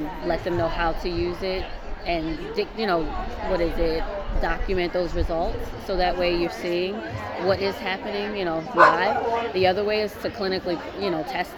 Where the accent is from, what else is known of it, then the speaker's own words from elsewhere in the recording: East Coast, United States; I'm from the East Coast